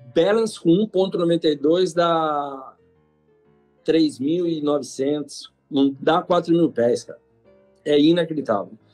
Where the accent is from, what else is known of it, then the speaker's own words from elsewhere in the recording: Piracicaba, São Paulo, Brazil; eu sou de Piracicaba